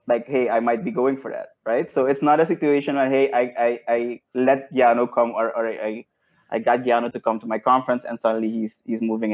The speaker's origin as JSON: {"language": "English", "country": "Suriname", "tie": "born or raised there", "also_born_or_lived": "Netherlands / Tilburg, Netherlands", "moved": "yes", "lives_now": "Curaçao", "said": "I was born in the Netherlands. And then when I was 4, I went back to Suriname. So I grew up in Suriname."}